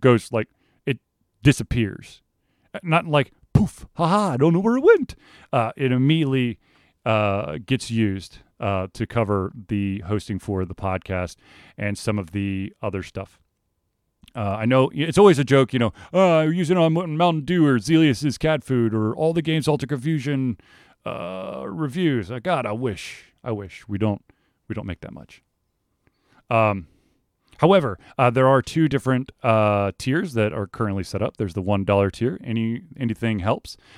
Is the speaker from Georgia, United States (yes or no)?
yes; Atlanta, Georgia, United States; I grew up in Atlanta.